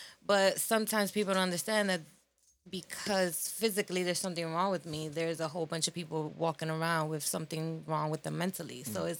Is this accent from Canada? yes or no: no; New York City, New York, United States; New York City.